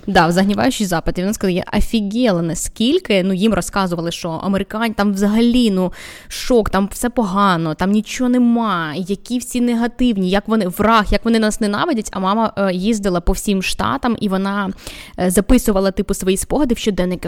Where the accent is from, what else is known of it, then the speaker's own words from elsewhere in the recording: Vinnytsia, Vinnytsia Oblast, Ukraine; now in Kyiv, Ukraine; Я сама з Вінниці.